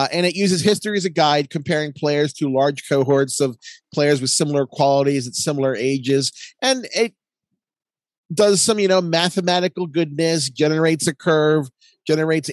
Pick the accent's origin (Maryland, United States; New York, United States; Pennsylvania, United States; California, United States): Maryland, United States; Baltimore; I'm from Baltimore